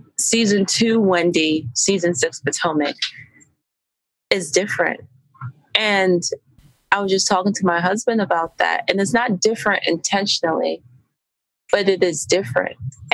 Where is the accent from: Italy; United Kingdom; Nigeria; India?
Nigeria; yes, I'm Nigerian, but it's my Nigerian culture and heritage that has pushed me to do all of these things simultaneously.